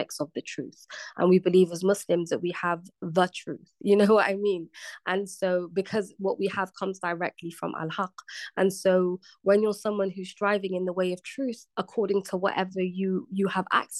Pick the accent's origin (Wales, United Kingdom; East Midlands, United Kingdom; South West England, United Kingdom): South West England, United Kingdom; Bristol; moved away as an adult; now in London, United Kingdom; I just left my hometown, Bristol. I'd moved to the big city, to London